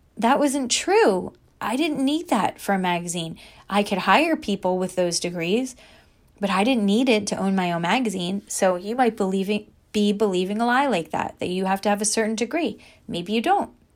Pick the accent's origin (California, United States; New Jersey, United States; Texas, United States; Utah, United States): New Jersey, United States; I was a girl from New Jersey who grew up at the beach